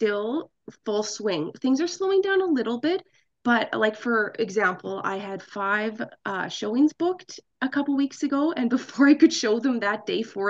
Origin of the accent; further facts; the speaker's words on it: Alberta, Canada; I am born and raised in Alberta